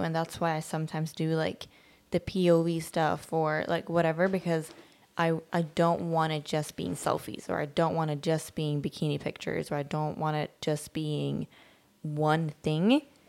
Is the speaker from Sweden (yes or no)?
yes; Sweden; moved away; also born or lived in other places; I'm a little different in the sense of like, I'm from Sweden, I'm not from here. And I've lived in other places and I have a different perspective on things because I haven't been here my whole life.